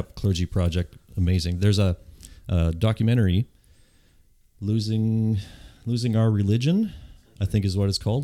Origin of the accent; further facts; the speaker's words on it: Yontzee, Manitoba, Canada; I grew up in Yontzee